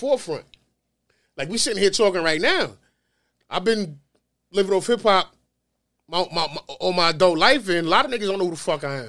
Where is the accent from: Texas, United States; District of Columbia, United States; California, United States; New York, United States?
New York, United States; New York City; I'm from the star, right? I'm from Notion Ave